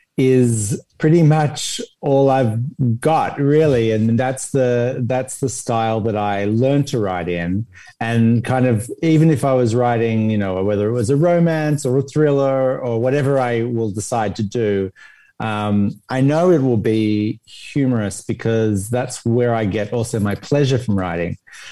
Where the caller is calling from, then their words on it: Los Angeles, California, United States; Tonight. I'm in LA.